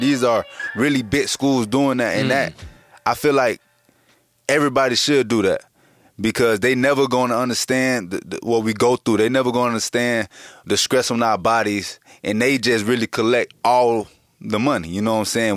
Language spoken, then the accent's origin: English; Boynton Beach, Florida, United States; I'm from Boynton Beach